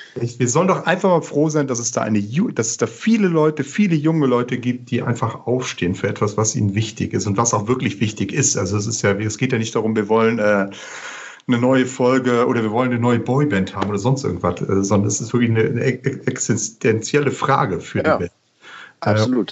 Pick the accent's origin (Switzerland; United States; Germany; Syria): Germany; Rhineland; als Rheinländer